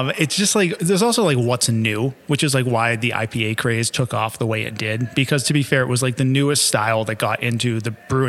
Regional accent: Massachusetts, United States; accent: Massachusetts; See, and I can regress my Massachusetts accent that I've lost since I moved up here.

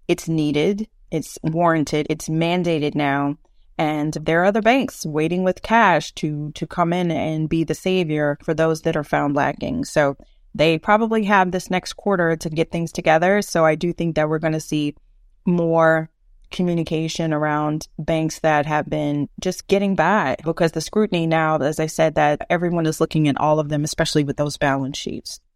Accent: Eunice, Louisiana, United States; now in Houston, United States; my hometown of Eunice, Louisiana

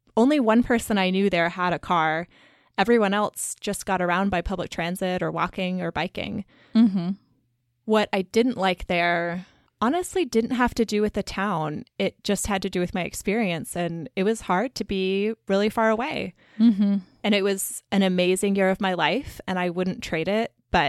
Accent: Columbia, Missouri, United States; moved away; I grew up in Columbia, Missouri, which is a university town. It's where the University of Missouri is. And it's right in the middle of the state.

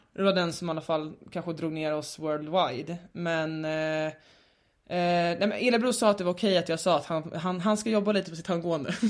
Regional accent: Stockholm, Stockholm County, Sweden; alltså jag är uppvuxen i innerstan men jag har ju bott mycket i förorten mm. senaste åren eh, i Stockholm

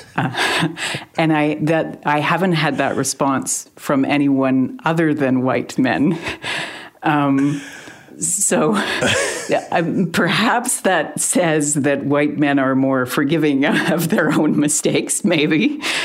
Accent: Canada; Canadians as to Canadian journalists

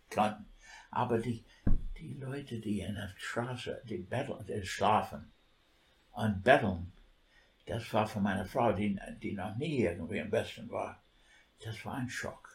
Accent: New York, United States; German is a second language; moved away as an adult; now in Germany; New York, das ist meine Heimatstadt

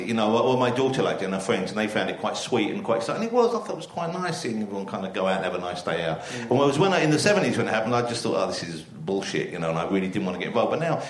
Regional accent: London, United Kingdom; also born or lived in Camden; I was born in Camden, but I lived in East London all my life. My parents lived in East London, and I moved out from there.

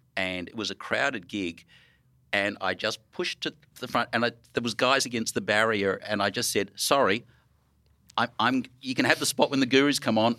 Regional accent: Melbourne, Victoria, Australia; I'm from Melbourne

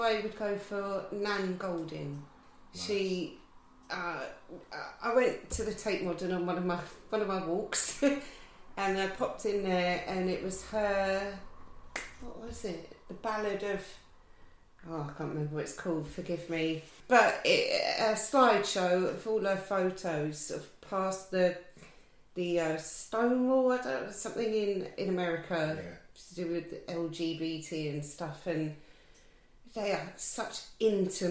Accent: Surrey, South East England, United Kingdom; I'm from Surrey originally

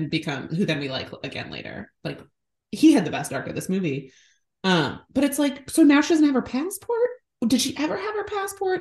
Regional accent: Chicago, Illinois, United States; we are from Chicago, not New Jersey

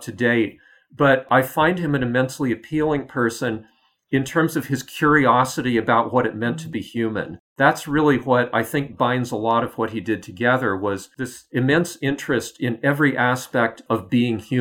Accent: United States; as an American

